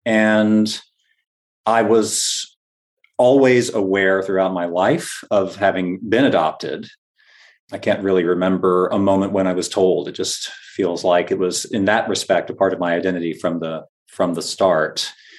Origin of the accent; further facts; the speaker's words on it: Florida, United States; moved away as an adult; now in Boston, United States; And so I grew up in Northwest Florida, went to college at Florida State University in North Florida, and then got married and moved up to the Boston area for graduate school.